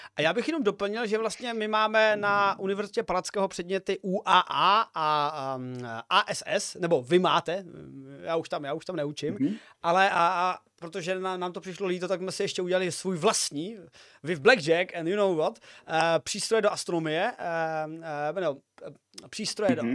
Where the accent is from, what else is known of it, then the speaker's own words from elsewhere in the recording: Uherské Hradiště area, Zlín Region, Czechia; now in Olomouc, Czech Republic; sám osobně zhane nejsem, jsem, eh, z Uherského Hradišťska